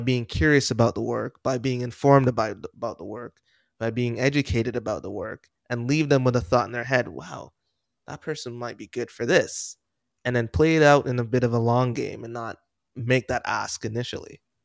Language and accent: English; Jamaica; I was born in Jamaica